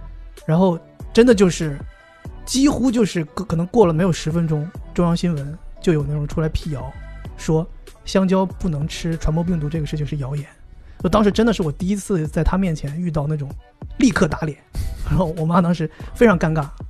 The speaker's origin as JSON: {"language": "Chinese", "region": "Northeast China", "country": "China", "said": "我是东北人啊"}